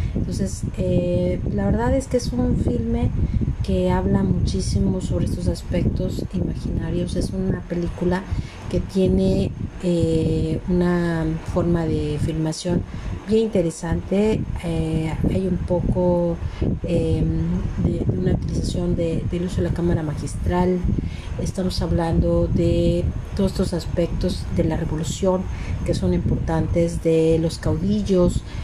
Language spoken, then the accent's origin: Spanish; Mexico; lo que nos ha tocado vivir como mexicanos